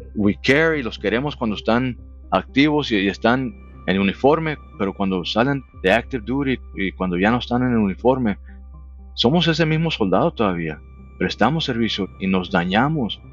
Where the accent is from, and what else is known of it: Phoenix, Arizona, United States; born or raised there; moved away as an adult; also born or lived in Nogales, Sonora, Mexico; now in Mexico